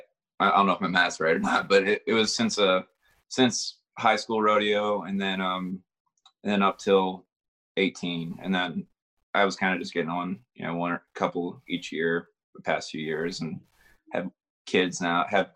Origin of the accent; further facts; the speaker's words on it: Baltimore, Maryland, United States; Baltimore, Maryland.